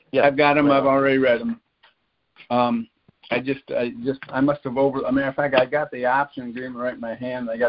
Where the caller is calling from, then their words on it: Florida, United States; I'm working from Florida